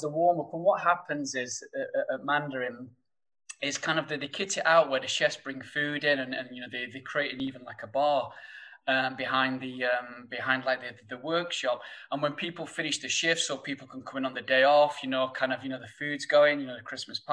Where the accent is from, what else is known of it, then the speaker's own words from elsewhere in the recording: Sheffield, Yorkshire and the Humber, United Kingdom; accent: thick northern; you'll probably tell by my thick northern accent that, you know, coming from Sheffield